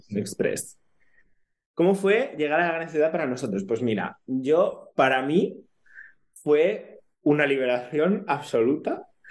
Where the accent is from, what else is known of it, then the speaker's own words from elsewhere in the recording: Ponferrada, Castile and León, Spain; moved away as an adult; now in Barcelona, Spain; conciertos de grupos que me gustan allí, en mi pueblo, era imposible. O sea, eh, en Ponferrada